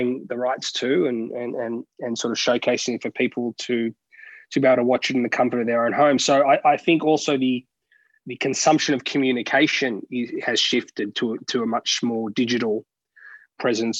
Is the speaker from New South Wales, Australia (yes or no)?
yes; Sydney, New South Wales, Australia; moved away as an adult; now in Melbourne, Australia; I grew up in Sydney, obviously residing in Melbourne now and been here for over a decade.